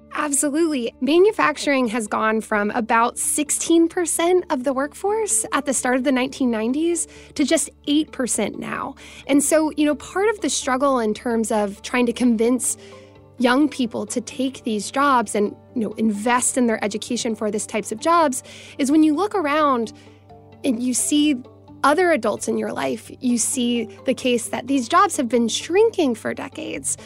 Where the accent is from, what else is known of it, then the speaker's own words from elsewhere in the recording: Tennessee, United States; I'm from Tennessee myself